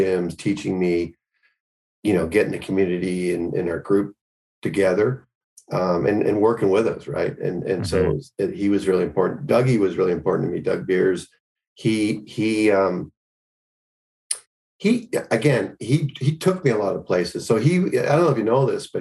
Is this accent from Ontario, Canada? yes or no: no; Richmond, British Columbia, Canada; moved away as an adult; now in United States; I'm Canadian.